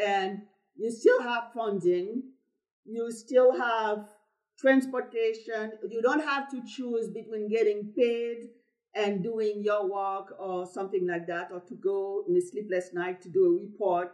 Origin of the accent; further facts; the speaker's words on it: Haiti; moved away; I'm from Haiti, who people love to talk about as the poorest country in the Western hemisphere, just because I have an accent